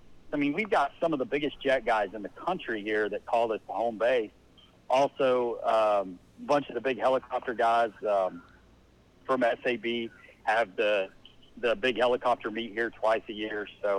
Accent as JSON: {"language": "English", "town": "Lubbock", "region": "Texas", "country": "United States", "tie": "born or raised there", "moved": "as an adult", "lives_now": "Virginia, United States", "said": "I grew up in Lubbock, Texas"}